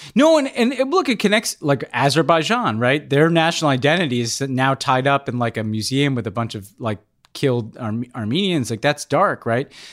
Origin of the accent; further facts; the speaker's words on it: New York City, New York, United States; as a New Yorker